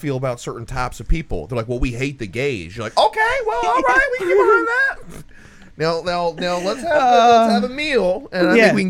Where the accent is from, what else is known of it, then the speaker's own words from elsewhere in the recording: New Jersey, United States; I'm from Jersey.